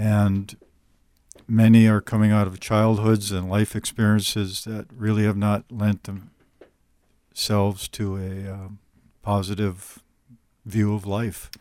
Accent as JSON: {"language": "English", "region": "northern Minnesota", "country": "United States", "tie": "born or raised there", "said": "I still live in northern Minnesota"}